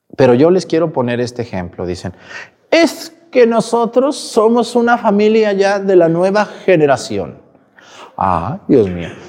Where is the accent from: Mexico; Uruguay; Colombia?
Mexico; Mexticacán, Jalisco; Soy de un ranchito, de un pueblito del estado de Jalisco que se llama Mesticacán